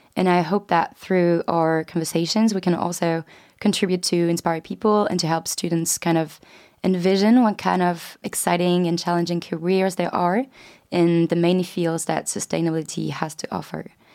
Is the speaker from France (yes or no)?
yes; France; moved away as an adult; now in London, United Kingdom; I'm twenty-three years old and I'm from France